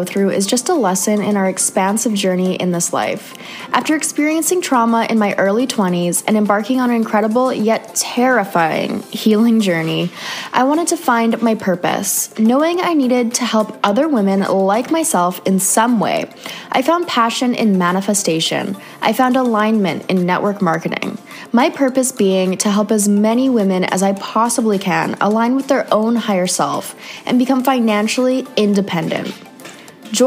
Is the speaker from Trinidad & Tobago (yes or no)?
no; Canada; moved away; another Canadian girl